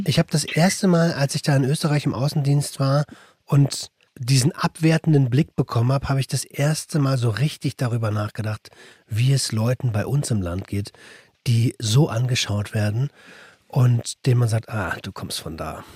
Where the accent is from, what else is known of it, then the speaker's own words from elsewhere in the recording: Berlin, Germany; ich komme aus Berlin, haben die gesagt, ah, er Deutscher